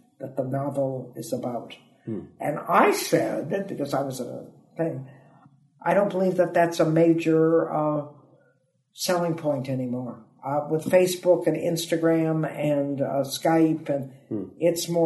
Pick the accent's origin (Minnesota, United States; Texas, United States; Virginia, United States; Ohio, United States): Ohio, United States; Toledo; moved away as an adult; also born or lived in San Francisco, California; now in United Kingdom; I'm from Toledo, Ohio